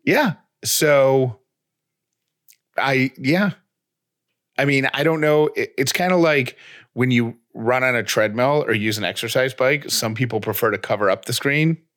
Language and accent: English; Syracuse, New York, United States; when I was a kid growing up in Syracuse, New York